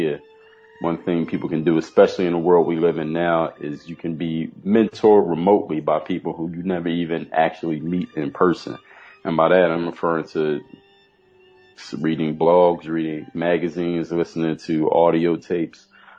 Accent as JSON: {"language": "English", "town": "Philadelphia", "region": "Pennsylvania", "country": "United States", "tie": "born or raised there", "moved": "as an adult", "lives_now": "Miami, United States", "said": "I come from Philadelphia, Pennsylvania"}